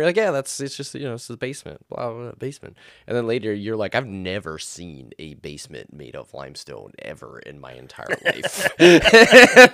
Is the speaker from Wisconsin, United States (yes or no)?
yes; Martell, Wisconsin, United States; I originally was born in what is the tiny township of Martell, Wisconsin.